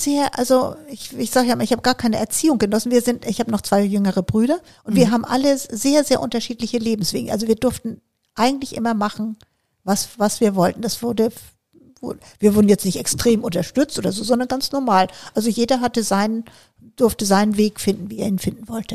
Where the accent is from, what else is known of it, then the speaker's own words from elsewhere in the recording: Bergenhusen, Schleswig-Holstein, Germany; also born or lived in Kiel; Ich bin in ja. Schleswig-Holstein auf dem Land groß geworden